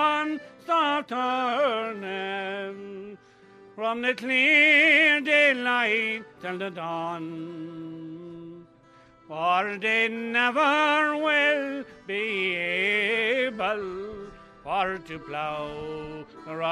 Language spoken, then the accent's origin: English; Mullinahone, Munster, Ireland; I'm from Mullaghone